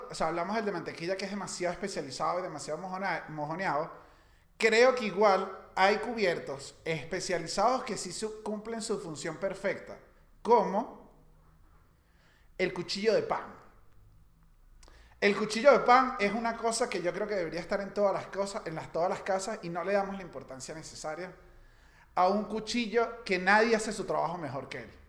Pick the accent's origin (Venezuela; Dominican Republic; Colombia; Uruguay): Venezuela; No, soy venezolano.